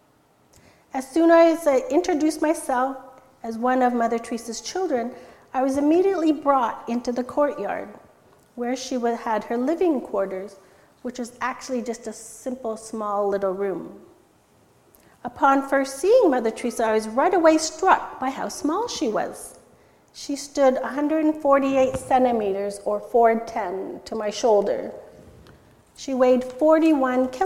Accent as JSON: {"language": "English", "town": "Stayner", "region": "Ontario", "country": "Canada", "tie": "born or raised there", "also_born_or_lived": "India", "second_language": "English", "said": "Almost immediately upon arriving in Canada, I was enrolled in Bing Public School in Stayner"}